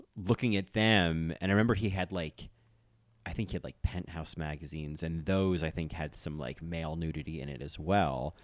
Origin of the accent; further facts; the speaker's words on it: New Jersey, United States; growing up in New Jersey